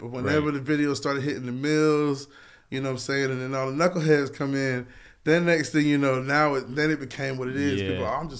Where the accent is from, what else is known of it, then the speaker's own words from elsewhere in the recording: Lakeland, Florida, United States; I'm from Polk County.